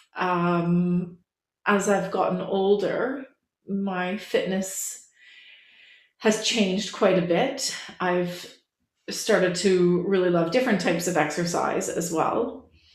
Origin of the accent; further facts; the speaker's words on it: Canada; moved away as an adult; now in England; I'm a Canadian that lives in England. I've lived here for a couple decades now